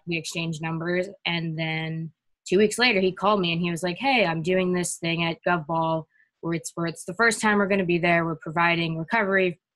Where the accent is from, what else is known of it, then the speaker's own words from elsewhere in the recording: New York City, New York, United States; I'm from New York City